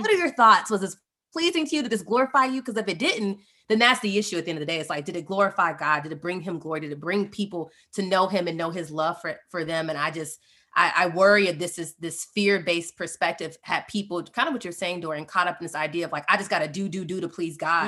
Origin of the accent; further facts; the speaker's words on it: Atlanta, Georgia, United States; we're from Atlanta, we've been running the Rooted Life for almost two years now